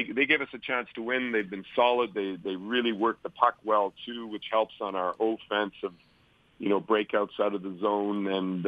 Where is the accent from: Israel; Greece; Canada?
Canada; Winnipeg, Manitoba; moved away; from Winnipeg, my hometown